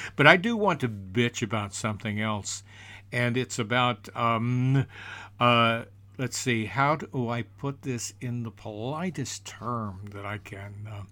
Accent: United States

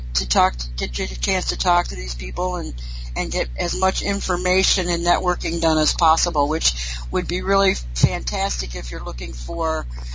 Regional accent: Midwest, United States; Hey, I'm from the Midwest, and I use colloquialisms all the time. And I have a few that come from the South

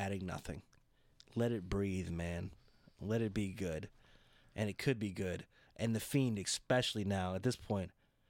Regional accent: Houston, Texas, United States; I'm from Houston.

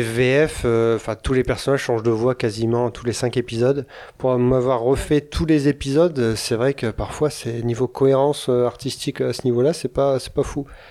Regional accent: France; je suis français

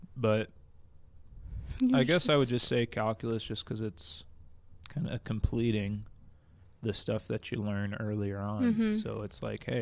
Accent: outside of Atlanta, Georgia, United States; moved away as an adult; also born or lived in Clearwater, Florida; now in Utah, United States; I grew up outside of Atlanta, Georgia, northeast suburbs of Atlanta, and grew up there.

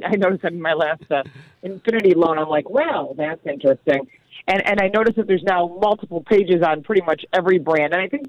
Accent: Detroit, Michigan, United States; moved away; I'm from Detroit originally. I'm a Motor City gal

